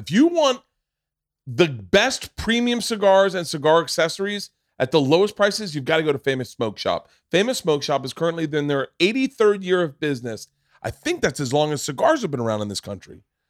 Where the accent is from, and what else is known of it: Florida, United States; born or raised there